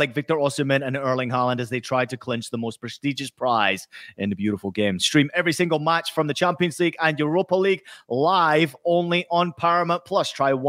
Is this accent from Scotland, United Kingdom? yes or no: yes; Scotland, United Kingdom; born or raised there; moved away